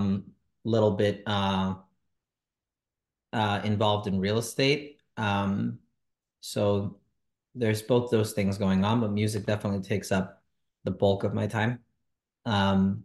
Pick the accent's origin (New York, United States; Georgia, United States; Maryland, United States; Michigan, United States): New York, United States; New York City; also born or lived in Monsey; I was born and raised in Crown Heights, Brooklyn, New York.